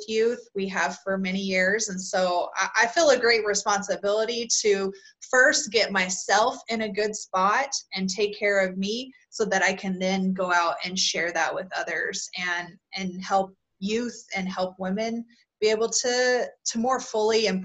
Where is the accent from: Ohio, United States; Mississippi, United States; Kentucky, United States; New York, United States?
Kentucky, United States; now in Utah, United States; I'm originally from Kentucky and now live out in Utah.